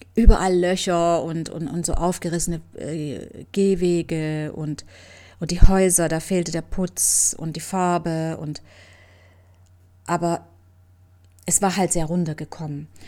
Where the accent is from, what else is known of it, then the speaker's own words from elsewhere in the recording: Leipzig, Saxony, Germany; moved away as an adult; also born or lived in Cuba; nach Leipzig in meine Heimat